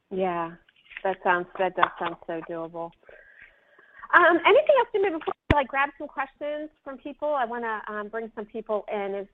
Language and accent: English; Florida, United States; right to Florida, right in my home state here.